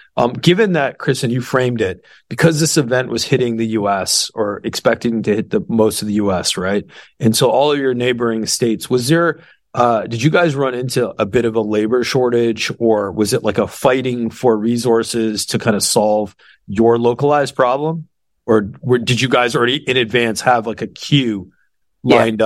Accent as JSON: {"language": "English", "town": "Toronto", "region": "Ontario", "country": "Canada", "moved": "yes", "lives_now": "Texas, United States", "said": "I'm from Toronto"}